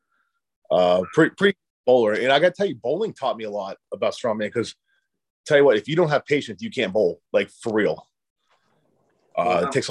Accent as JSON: {"language": "English", "region": "Pennsylvania", "country": "United States", "tie": "born or raised there", "said": "I grew up in Pennsylvania in like a kind of a size small town"}